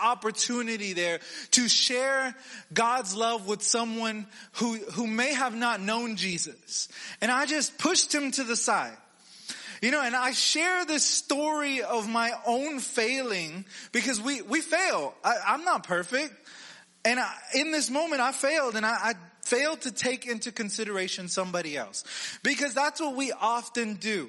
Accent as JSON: {"language": "English", "region": "Texas", "country": "United States", "said": "I'm from Texas"}